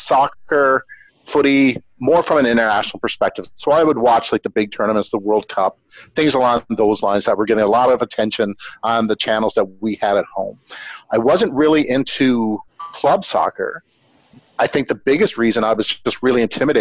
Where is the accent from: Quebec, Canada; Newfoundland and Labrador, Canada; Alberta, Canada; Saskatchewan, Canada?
Newfoundland and Labrador, Canada; Botwood; moved away as an adult; also born or lived in Ontario; now in Ottawa, Canada; I'm originally from the East Coast, born and raised in the province of Newfoundland and Labrador, a very small little town called Botwood, B-O-T-W-O-O-D